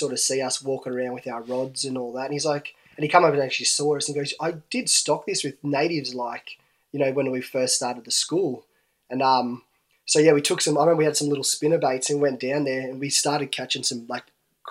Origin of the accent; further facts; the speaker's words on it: Canberra, Australian Capital Territory, Australia; Born in Canberra, yeah, mate.